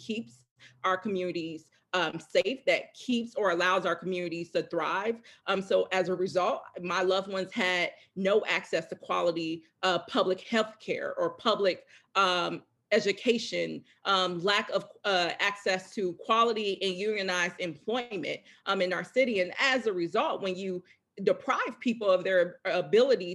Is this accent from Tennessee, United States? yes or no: no; Chicago, Illinois, United States; now in Minneapolis, United States; I grew up in Chicago, one of the most racially segregated cities in the country.